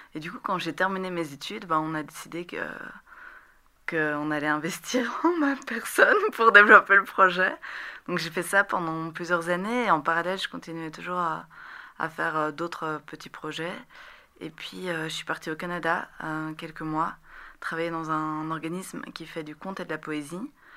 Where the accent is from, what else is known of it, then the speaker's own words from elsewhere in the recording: Rixensart, Wallonia, Belgium; also born or lived in Beirut, Lebanon; j'ai grandi à Rixensart, entre Rixensart et Scarbeck